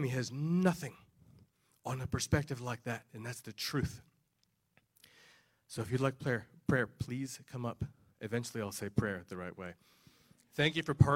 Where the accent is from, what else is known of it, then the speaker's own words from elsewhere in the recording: New Jersey, United States; moved away; I grew up in New Jersey